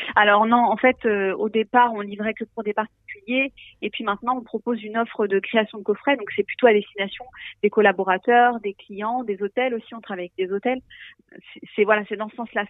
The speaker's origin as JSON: {"language": "French", "area": "Ain, Dombes", "region": "Auvergne-Rhône-Alpes", "country": "France", "tie": "born or raised there", "said": "On est originaire de l'Inde, de la Dombe nous, mêmes"}